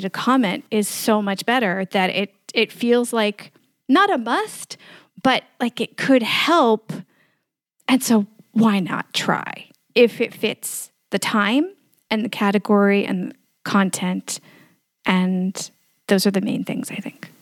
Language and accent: English; New York City, New York, United States; moved away as an adult; now in Bucharest, Romania; I grew up in New York City